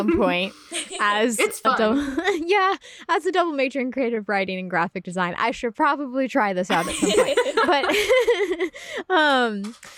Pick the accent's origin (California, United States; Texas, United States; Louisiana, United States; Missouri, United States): California, United States; Northern; I remember in my hometown, there was a group that met in a coffee shop in in Northern California.